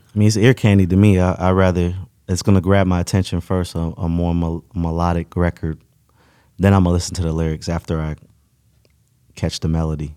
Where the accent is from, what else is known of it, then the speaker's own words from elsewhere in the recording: West Palm Beach, Florida, United States; also born or lived in Tampa; my hometown, West Palm